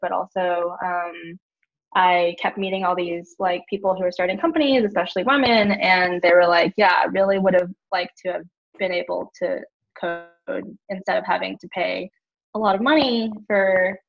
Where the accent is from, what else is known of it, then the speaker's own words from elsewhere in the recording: Houston, Texas, United States; Houston, Texas.